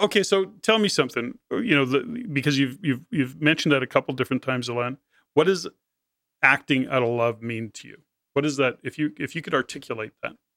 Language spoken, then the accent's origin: English; Canada; as a Canadian